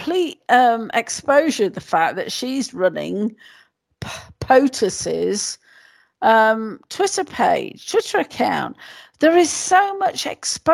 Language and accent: English; United Kingdom